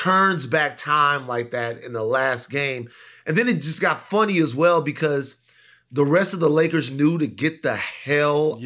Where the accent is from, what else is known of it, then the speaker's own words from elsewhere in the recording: Baton Rouge, Louisiana, United States; moved away; I was from Baton Rouge